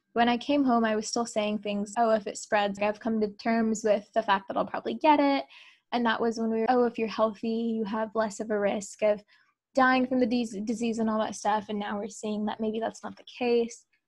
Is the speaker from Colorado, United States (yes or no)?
no; Colleyville, Texas, United States; also born or lived in Grapevine, Texas; I am from Colleyville, Texas